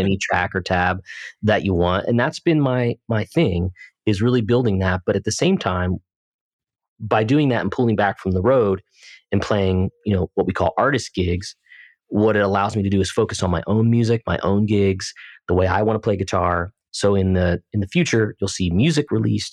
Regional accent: United States; also born or lived in Pennsylvania; I'm from New Jersey in Pennsylvania

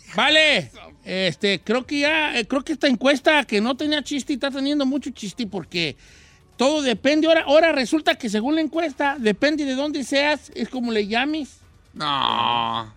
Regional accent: Mexico; now in United States; yo soy del rancho

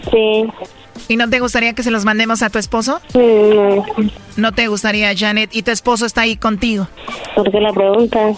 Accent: Puebla, Mexico; nací en Puebla.

